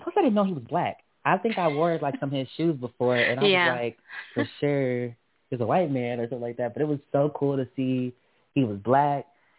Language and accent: English; Rockford, Illinois, United States; I'm from Rockford